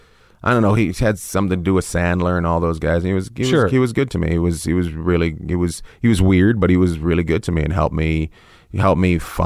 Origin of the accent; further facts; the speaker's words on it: Canada; hey, I'm from Canada.